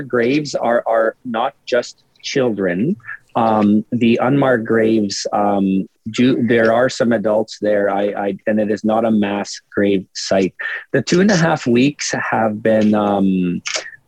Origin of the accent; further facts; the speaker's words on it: Cowessess First Nation, Saskatchewan, Canada; I grew up on Cowessess